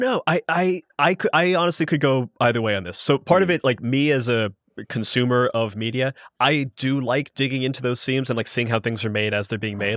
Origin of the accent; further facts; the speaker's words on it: Columbus, Ohio, United States; I'm from Columbus, Ohio